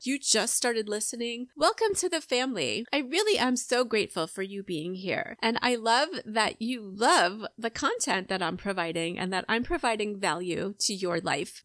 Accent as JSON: {"language": "English", "area": "Long Island", "region": "New York", "country": "United States", "tie": "born or raised there", "moved": "as an adult", "lives_now": "Atlanta, United States", "said": "I grew up on Long Island in New York"}